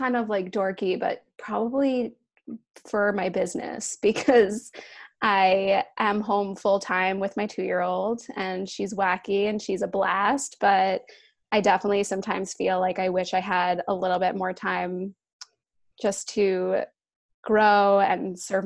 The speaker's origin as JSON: {"language": "English", "region": "New Jersey", "country": "United States", "tie": "born or raised there", "also_born_or_lived": "New York City", "moved": "as an adult", "said": "I grew up in Jersey, but I moved to the city."}